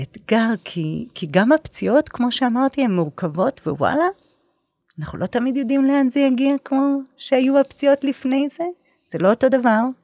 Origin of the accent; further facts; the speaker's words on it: Nahariya, Northern District, Israel; אני באה מנהריה